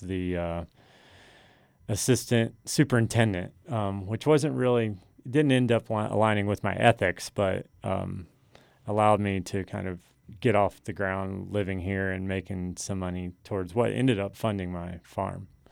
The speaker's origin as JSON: {"language": "English", "area": "New River", "region": "Virginia", "country": "United States", "tie": "born or raised there", "moved": "as an adult", "said": "we grew up on the New River"}